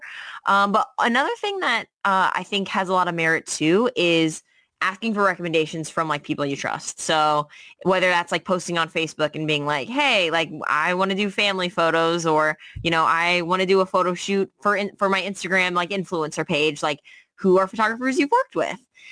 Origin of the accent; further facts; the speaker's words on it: St. Louis, Missouri, United States; moved away as an adult; now in New York City, United States; I came from St. Louis, Missouri, where I'm from